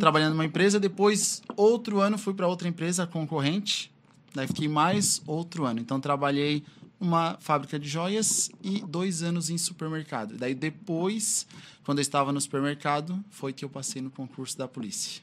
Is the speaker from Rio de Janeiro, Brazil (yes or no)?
no; Criciúma, Santa Catarina, Brazil; also born or lived in Timbé do Sul, Santa Catarina; Com três anos eu já vim para cá. Então moro aqui em Criciúma já há bastante tempo